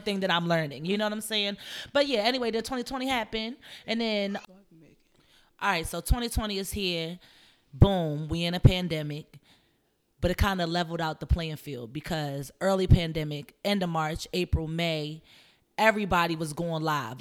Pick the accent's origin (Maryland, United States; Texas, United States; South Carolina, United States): Maryland, United States; Columbia; moved away; I'm from a place called Columbia, Maryland. It's a suburb right in between Baltimore and DC. So I'm from Maryland